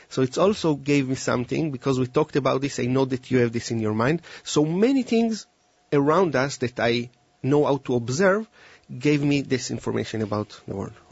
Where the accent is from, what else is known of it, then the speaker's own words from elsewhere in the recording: Israel; moved away; And I came from Israel 10 years ago